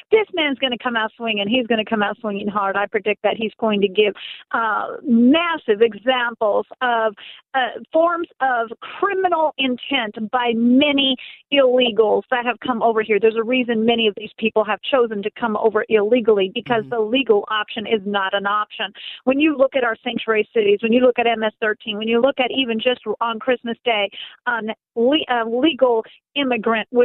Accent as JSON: {"language": "English", "town": "Sacramento", "region": "California", "country": "United States", "also_born_or_lived": "Auburn, California", "moved": "yes", "lives_now": "Colorado, United States", "said": "I, I'm a Californian. I may have told you this before, and I'm, I'm from Sacramento, California. I was born in Auburn, California. My 94 year old parents still live in Sacramento."}